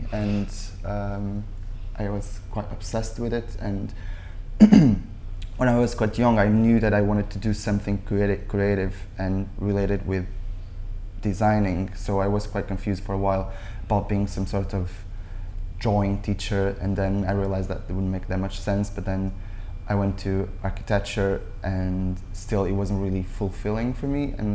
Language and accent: English; Portugal; born or raised there; moved away